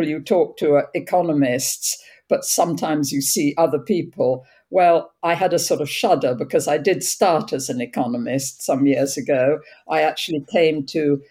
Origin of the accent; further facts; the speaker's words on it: Cambridge, East of England, United Kingdom; moved away as an adult; also born or lived in Oxford; now in Cambridge, United States; I grew up in Cambridge, England